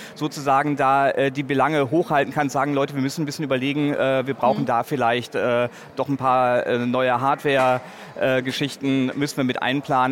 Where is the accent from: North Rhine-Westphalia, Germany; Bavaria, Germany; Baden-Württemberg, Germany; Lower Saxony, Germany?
North Rhine-Westphalia, Germany; in meiner Heimatstadt an der Universität